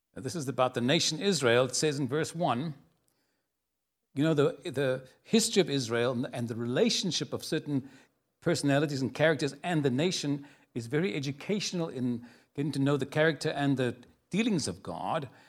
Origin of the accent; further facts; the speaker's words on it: Cape Town, Western Cape, South Africa; moved away as an adult; now in San Antonio, United States; I was born in a city called Cape Town